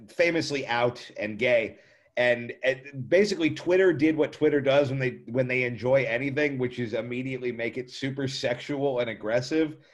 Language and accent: English; United States; I'm American